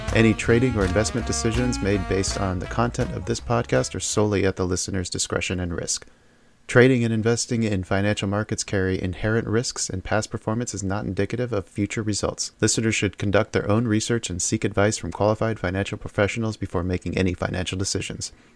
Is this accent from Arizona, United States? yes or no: yes; Tucson, Arizona, United States; also born or lived in Houston, Texas / Phoenix, Arizona / Casa Grande, Arizona; now in Illinois, United States; I grew up in Tucson. I was born in Houston